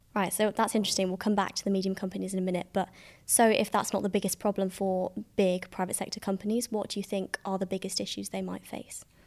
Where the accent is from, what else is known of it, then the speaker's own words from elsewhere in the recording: Staffordshire, West Midlands, United Kingdom; I come from Staffordshire